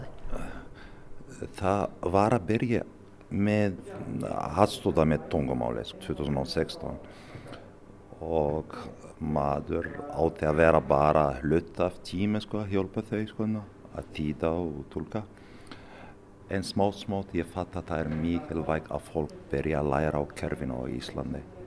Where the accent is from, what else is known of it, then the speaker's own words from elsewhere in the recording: Morocco; Icelandic is a second language; now in Akureyri, Iceland; Ég fæst í Marokko